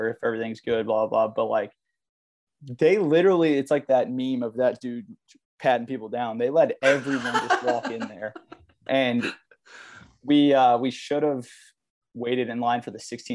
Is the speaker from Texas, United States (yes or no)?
yes; Dallas, Texas, United States